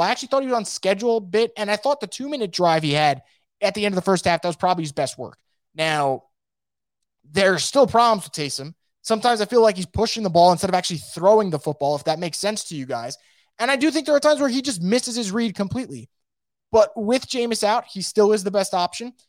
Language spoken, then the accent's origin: English; New York, United States; I'm from New York